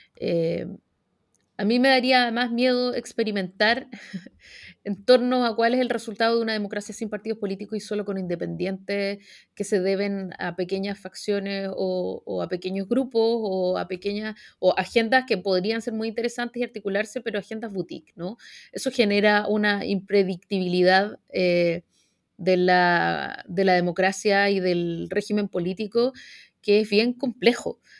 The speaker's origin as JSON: {"language": "Spanish", "country": "Chile", "said": "apegado a las instituciones como somos los chilenos"}